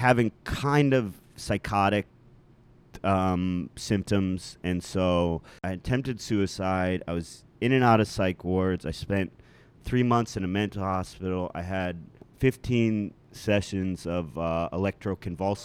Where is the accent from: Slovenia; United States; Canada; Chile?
United States; Cleveland Heights, Ohio; moved away as an adult; now in New York, United States; I grew up in Cleveland Heights, which is right outside of Cleveland